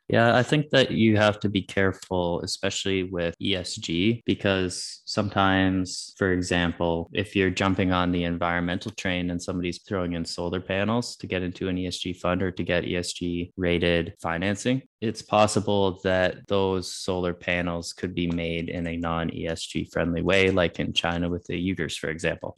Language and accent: English; Canada; as a Canadian